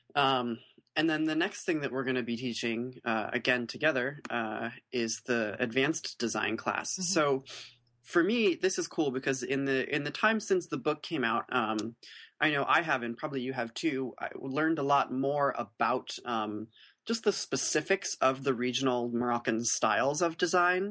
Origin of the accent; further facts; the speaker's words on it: United States; as American artists who are reinterpreting their tradition